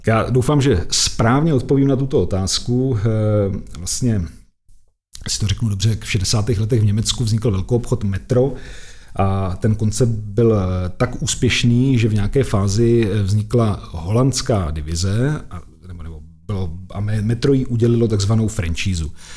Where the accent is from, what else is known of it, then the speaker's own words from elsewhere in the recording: Czechia; my jako Češi jsme nejšikovnější národ na světě